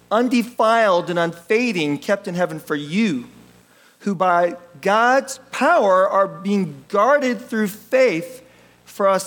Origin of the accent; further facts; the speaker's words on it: United States; I'm, I'm Korean American